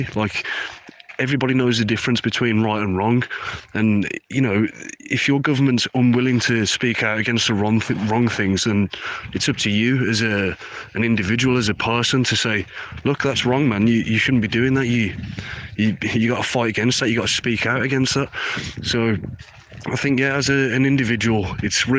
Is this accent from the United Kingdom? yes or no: yes; Birmingham, West Midlands, United Kingdom; I'm from Birmingham. A lot of ISIS fighters come from my city